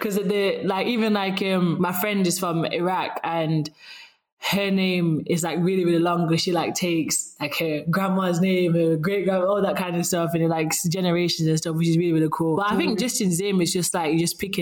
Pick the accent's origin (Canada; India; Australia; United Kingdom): United Kingdom; Sheffield, Yorkshire and the Humber; accent: Sheffield; my Sheffield accent just came out then